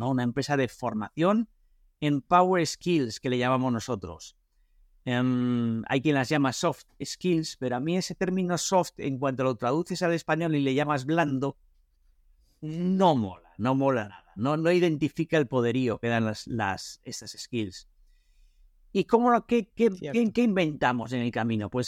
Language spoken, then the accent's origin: Spanish; Vigo, Galicia, Spain; Vengo de Vigo, nací en Vigo, estudié la carrera de informática en La Coruña